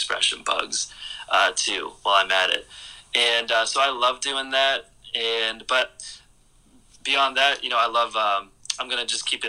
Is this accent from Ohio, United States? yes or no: yes; Cleveland, Ohio, United States; now in Pittsburgh, United States; I grew up in Cleveland, Ohio, which was kind of a plain city, and I moved to Pittsburgh